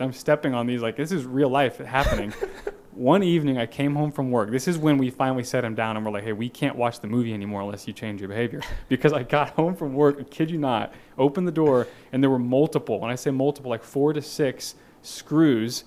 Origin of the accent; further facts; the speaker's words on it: Kansas City, Missouri, United States; also born or lived in Naperville, Illinois / Fort Myers, Florida; now in Springfield, United States; my formative years, most of them were spent in Kansas City, Missouri